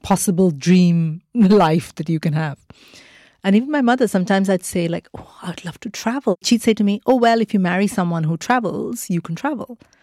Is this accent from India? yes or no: yes; Mumbai, Maharashtra, India; moved away as an adult; also born or lived in Kerala; I grew up in India